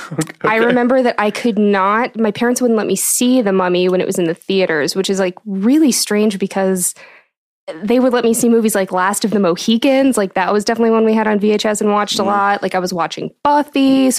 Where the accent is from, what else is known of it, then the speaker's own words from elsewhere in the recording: Athens, Ohio, United States; I grew up in Athens.